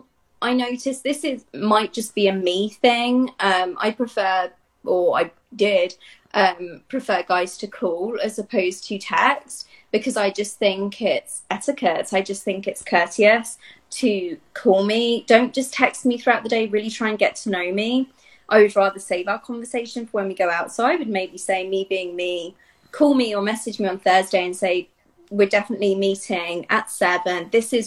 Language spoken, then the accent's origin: English; Italy; also born or lived in Dublin / Barcelona; I grew up in Italy, and like you said, I've lived in Dublin, Rome, Barcelona, kind of everywhere.